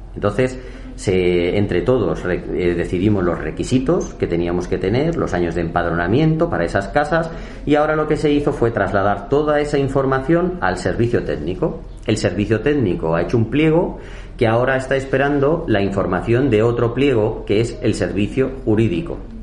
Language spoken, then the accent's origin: Spanish; Villaviciosa de Odón, Community of Madrid, Spain; yo tengo 43 años, vivo en mi pueblo y la mayoría de mis amigos del instituto, del Calatalifa, del Laura